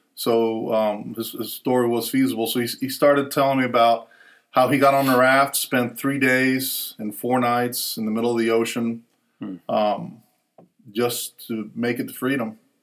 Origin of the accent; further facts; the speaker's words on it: Puerto Rico; growing up in Puerto Rico, we have a lot of similarities with, with the Cubans